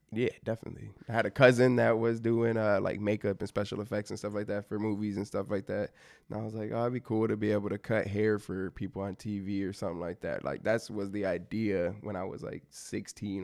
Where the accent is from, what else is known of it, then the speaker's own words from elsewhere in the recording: Michigan, United States; growing up in Michigan